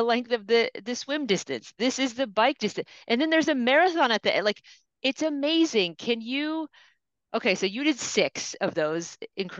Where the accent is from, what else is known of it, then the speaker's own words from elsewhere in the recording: Grand Junction, Colorado, United States; I grew up in Grand Junction